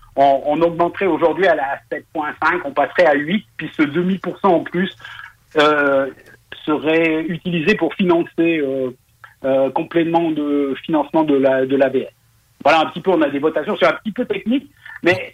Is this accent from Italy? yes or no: no; Switzerland; on est proche de l'Allemagne, il y a une partie qui travaille beaucoup avec le gaz